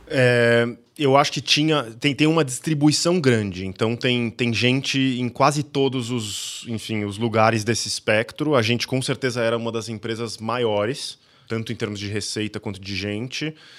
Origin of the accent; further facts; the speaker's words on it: Campinas, São Paulo, Brazil; eu sou nascido em Campinas, cheguei lá, fiz faculdade aqui, era um pequeno caipira lá